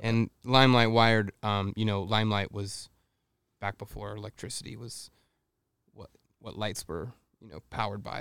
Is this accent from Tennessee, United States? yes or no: no; Texas, United States; I grew up in Texas and my mom played the piano in the church